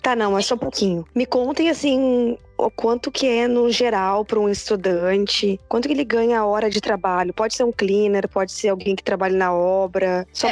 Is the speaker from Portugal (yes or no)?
no; Porto Alegre, Rio Grande do Sul, Brazil; moved away as an adult; now in Sydney, Australia; eu venho de Porto Alegre